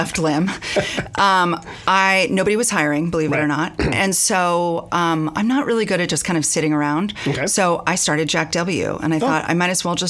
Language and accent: English; Marin, California, United States; I'm from Marin.